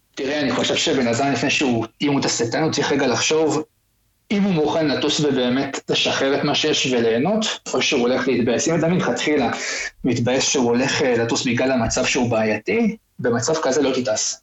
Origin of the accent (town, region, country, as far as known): Israel